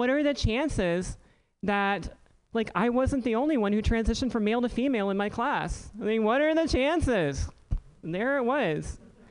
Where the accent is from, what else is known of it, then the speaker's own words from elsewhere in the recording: Elizabeth City, North Carolina, United States; The only thing harder than growing up in Elizabeth City in the late 80s was being transgender in the late 80s in Elizabeth City in the South, right?